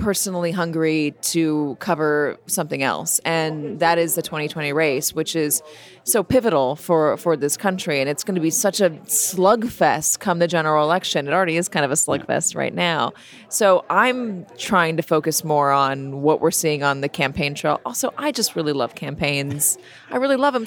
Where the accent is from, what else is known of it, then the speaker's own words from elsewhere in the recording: Los Angeles, California, United States; moved away; also born or lived in New York / London; I grew up in Los Angeles. I lived in New York. I lived in London.